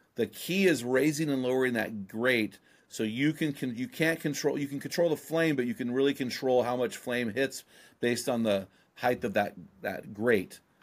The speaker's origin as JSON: {"language": "English", "area": "San Luis Obispo", "region": "California", "country": "United States", "moved": "yes", "lives_now": "Oregon, United States", "said": "I'm from San Lu, where the Santa Maria Ste-, seasoning, uh, style was invented"}